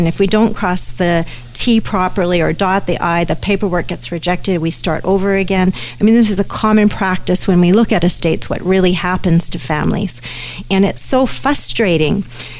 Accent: Canada; Even though I'm a Canadian, America has different legal systems than we do, as everyone knows. And so all of a sudden, I've put my own Canadian estate in jeopardy

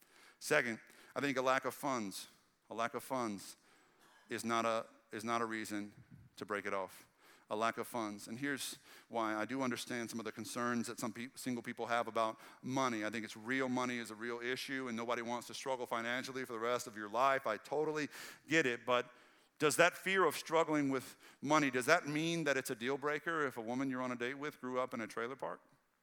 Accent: Red Lick, Texas, United States; that's what I grew up with in Red Lick, Texas. We didn't get our seafood fresh daily. You know, like it was out in the sticks, and I was country poor.

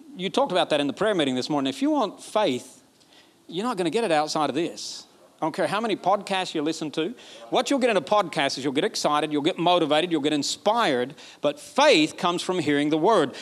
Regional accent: Alabama, United States; I'm from Alabama. We don't talk like this.

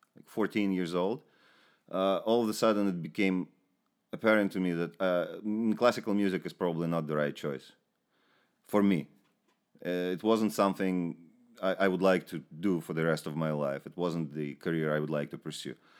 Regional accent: Ukraine; moved away; also born or lived in Moscow, Russia / Israel; I'm from the Ukraine.

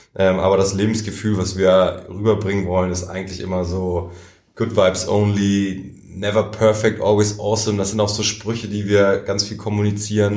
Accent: Germany; als Deutsche

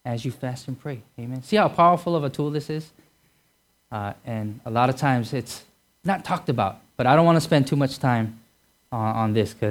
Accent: Hawaii, United States; I'm sure because growing up in Hawaii, uh, going anywhere from Hawaii is really far.

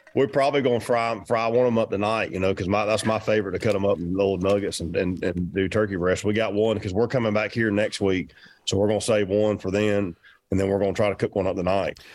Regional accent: Georgia, United States; I'm from Georgia.

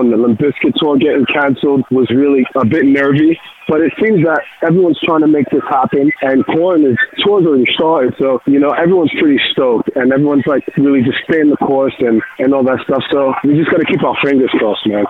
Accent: New York, United States; being a New Yorker, I speak a little Spanglish

